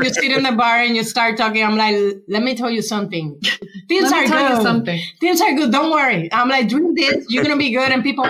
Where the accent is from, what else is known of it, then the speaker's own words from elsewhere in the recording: Puerto Rico; English is a second language; moved away as an adult; now in Tampa, United States; I'm from Puerto Rico, and I am from the West Side. And back in time, I'm over 40, you know, so I've been around for a while.